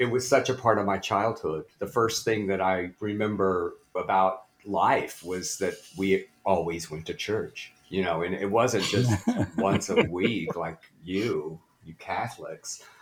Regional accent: Blytheville, Arkansas, United States; moved away; Blytheville, Arkansas, the very northeast corner

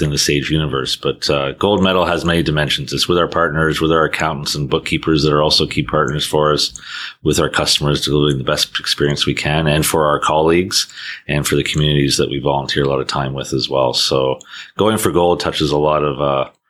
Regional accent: Canada; being a Canadian, although I've had roles and lived around the world

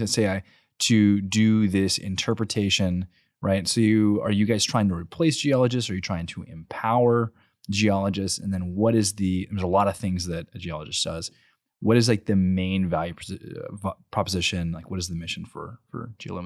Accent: College Station, Texas, United States; also born or lived in Bryan; I grew up in College Station, and then my senior year, my parents were like, "We're gonna move to Bryan.

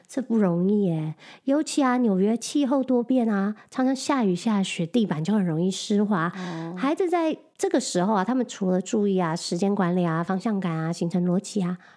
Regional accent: Taiwan; moved away as an adult; now in New York, United States; 我们两个都是在台湾土生土长，没有在这里上过国高中

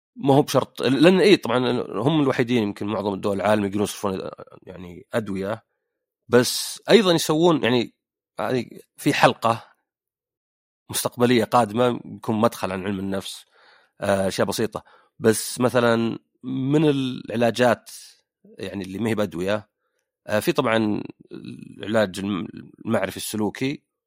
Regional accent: Saudi Arabia; عندنا بالسعوديه

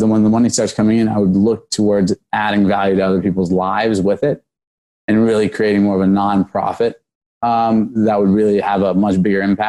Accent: Snellville, Georgia, United States; also born or lived in Washington, D.C.; I was born in Washington, D.C. I grew up in Snellville, Georgia

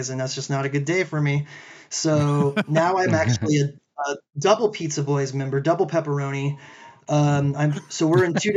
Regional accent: Charleston, South Carolina, United States; moved away as an adult; now in Denver, United States; I grew up playing in Charleston, South Carolina, where we only have the one rink. And I moved in 2016

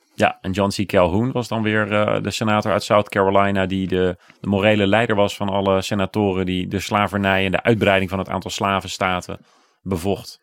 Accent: Bommelerwaard, Gelderland, Netherlands; Ik kom zelf uit de Bommelerwaard, daar niet al te ver vandaan

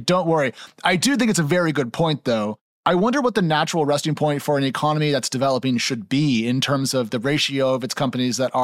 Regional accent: Oregon, United States; moved away as an adult; also born or lived in San Francisco; now in East Coast, United States; I'm from Oregon originally, San Francisco is my spiritual and heart home

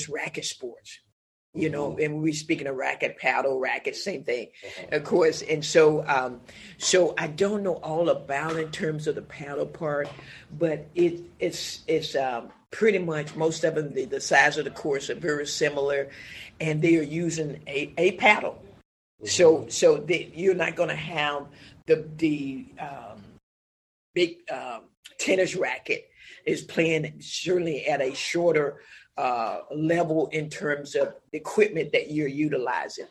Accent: Alabama, United States; growing up in Alabama, you know, my parents

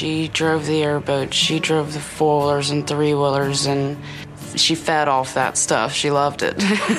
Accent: Bull Creek, Florida, United States; Bull Creek's amazing. It's 22,000 acres of beautiful woods, and that was our playground out there. We learned how to grow up back there.

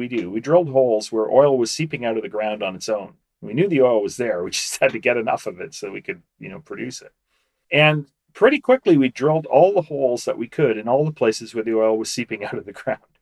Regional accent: Canada; my home country, Canada.

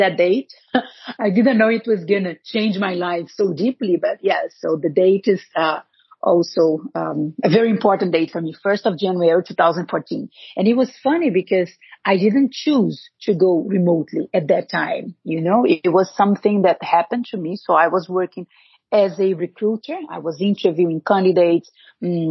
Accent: Brazil; English is a second language; moved away as an adult; I was born in Brazil. I lived in Brazil until I was 25, I think, 24.

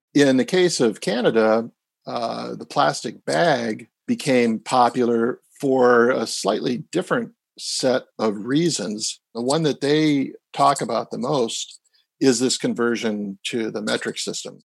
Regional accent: Wisconsin, United States; I grew up in Wisconsin

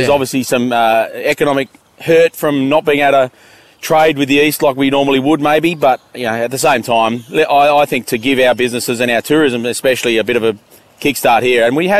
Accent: Western Australia, Australia; also born or lived in Melbourne, Victoria, Australia; When I moved home to Western Australia from Melbourne

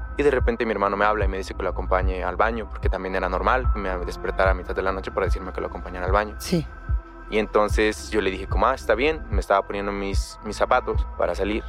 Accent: Chiapas, Mexico; Soy de un pueblo en Chiapas, es un pueblo pequeño

